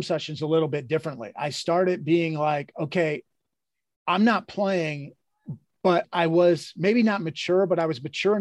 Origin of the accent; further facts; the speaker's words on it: Midwest, United States; I grew up in the Midwest